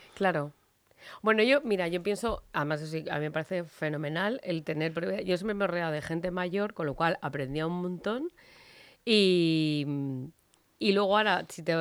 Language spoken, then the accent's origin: Spanish; Madrid, Community of Madrid, Spain; en mi tierra, en aquí, en Madrid, Spain